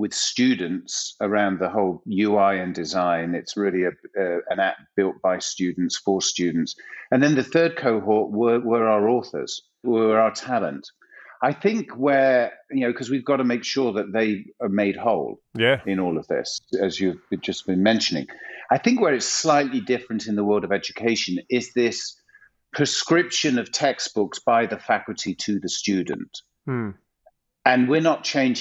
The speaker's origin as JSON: {"language": "English", "town": "Macclesfield", "region": "North West England", "country": "United Kingdom", "tie": "born or raised there", "moved": "yes", "lives_now": "Los Angeles, United States", "said": "17-year-old student working in Sainsbury's in Macclesfield in Northern England"}